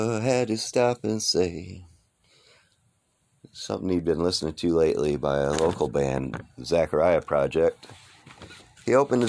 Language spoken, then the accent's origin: English; Detroit, Michigan, United States; also born or lived in Pontiac, Michigan; I am from Detroit, Michigan.